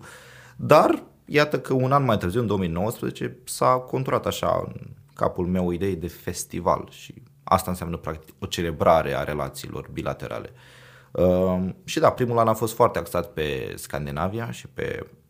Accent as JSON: {"language": "Romanian", "town": "Iași", "region": "Iași County", "country": "Romania", "tie": "born or raised there", "moved": "as an adult", "lives_now": "Oslo, Norway", "said": "sunt ieșean, adică aici am, m-am născut, aici am fost educat, aici am avut primii 18 ani de carieră"}